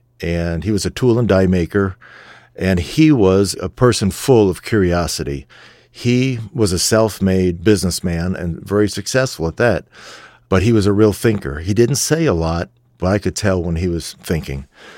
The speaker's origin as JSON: {"language": "English", "town": "Warren Township", "region": "New Jersey", "country": "United States", "said": "I'm from Warren Township, New Jersey"}